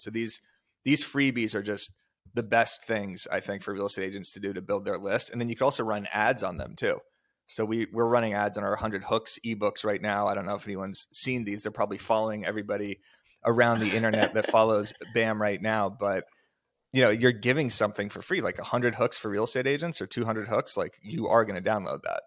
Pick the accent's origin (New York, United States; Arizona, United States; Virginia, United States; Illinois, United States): Arizona, United States; Tucson; I'm from Tucson, Arizona, not a super desirable location for people to move to. You kinda just grow up there